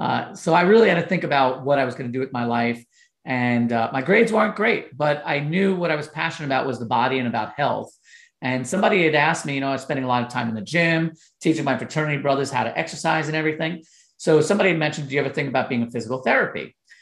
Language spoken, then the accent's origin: English; Long Island, New York, United States; I grew up in Long Island in New York